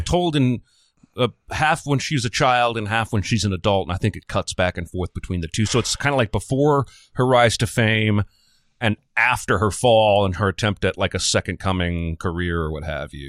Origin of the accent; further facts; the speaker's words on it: United States; I'm American